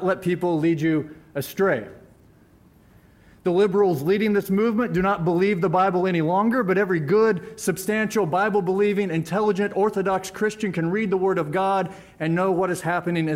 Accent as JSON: {"language": "English", "town": "Springfield", "region": "Missouri", "country": "United States", "tie": "born or raised there", "said": "I was born and raised in Springfield, Missouri"}